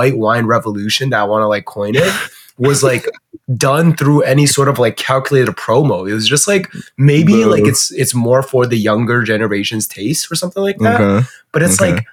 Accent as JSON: {"language": "English", "country": "China", "tie": "born or raised there", "moved": "yes", "lives_now": "Canada", "said": "growing up in China"}